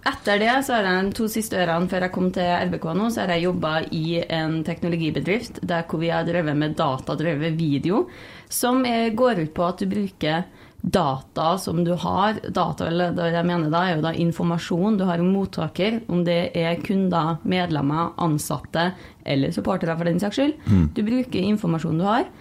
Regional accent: Trondheim, Trøndelag, Norway; moved away as an adult; Og jeg er jo fra Trondheim, og det har jo vært en stor del av livet mitt

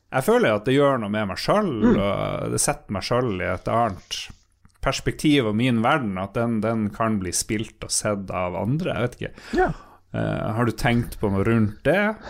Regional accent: Northern Norway, Norway; accent: approximately North Norwegian; min egen dialekt

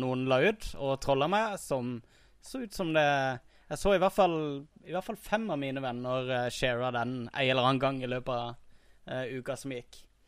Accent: Kristiansand, Agder, Norway; accent: Kristiansand dialect (Sørlandsk)

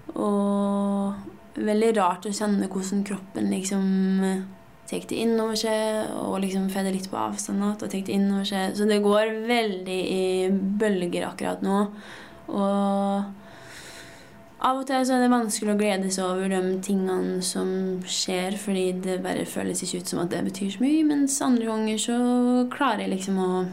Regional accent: Lesja, Innlandet, Norway; å ha vokst opp i Lesja, det har jeg utelukkende gode opplevelser med.

